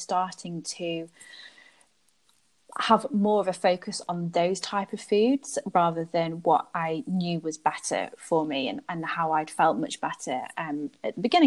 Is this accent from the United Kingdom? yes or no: yes; United Kingdom; moved away as an adult; also born or lived in London; now in Belgium; I'm British. My heritage is North African, but I now live in Belgium